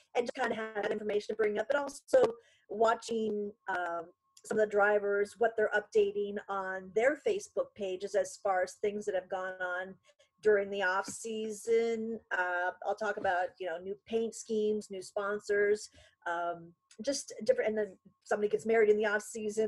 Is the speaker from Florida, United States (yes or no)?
no; Conneaut, Ohio, United States; moved away as an adult; now in Erie, United States; I grew up in Conneaut, Ohio, well, North Kingsville, Conneaut